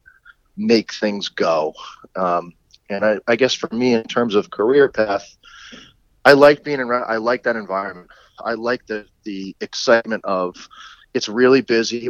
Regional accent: Connecticut, United States; I grew up in Connecticut

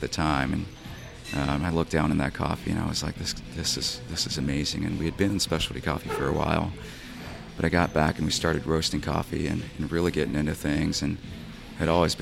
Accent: Asheboro, North Carolina, United States; I grew up in Asheboro

